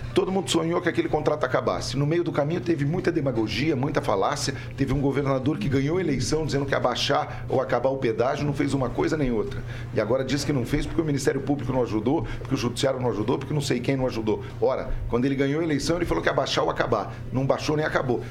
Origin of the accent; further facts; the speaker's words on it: Curitiba, Paraná, Brazil; a banda de rock and roll mais famosa da minha juventude em Curitiba